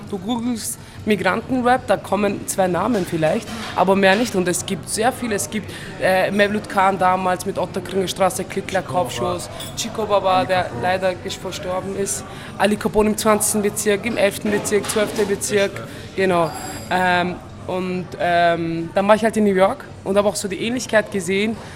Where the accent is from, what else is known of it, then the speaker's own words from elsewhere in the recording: Turkey; German is a second language; jahrelang wurde mir gesagt, so Integration ist das Beste als ein Türke, was du machen kannst.